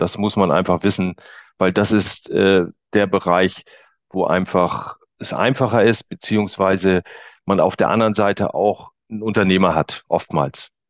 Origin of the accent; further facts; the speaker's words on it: Waren, Mecklenburg-Vorpommern, Germany; hier in Mecklenburg-Vorpommern, ich komme also aus Waren an der Müritz